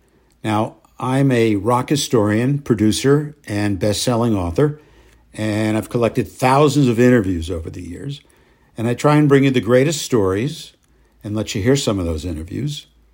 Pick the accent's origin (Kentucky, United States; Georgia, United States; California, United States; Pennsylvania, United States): Pennsylvania, United States; Allentown; The city of Nazareth is just outside of Allentown, Pennsylvania, which is my hometown.